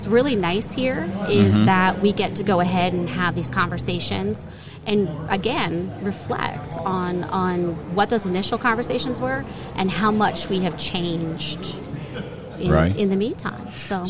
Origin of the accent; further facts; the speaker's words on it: Hazleton, Pennsylvania, United States; moved away as an adult; now in Bloomsburg, United States; I grew up in the Hazleton area, which is coal country, which is east of Bloomsburg.